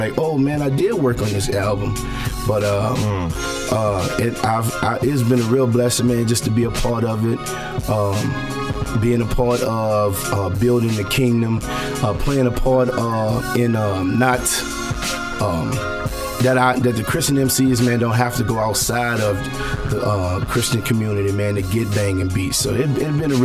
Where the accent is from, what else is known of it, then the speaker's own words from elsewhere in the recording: New Orleans, Louisiana, United States; moved away as an adult; now in Texas, United States; I'm originally from New Orleans